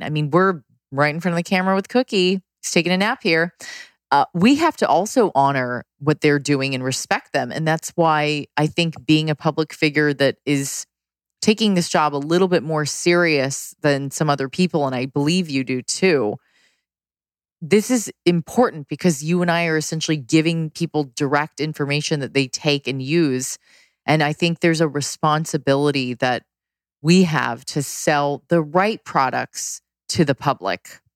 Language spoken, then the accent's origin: English; San Diego, California, United States; growing up in San Diego, it's almost all white and Hispanic at this time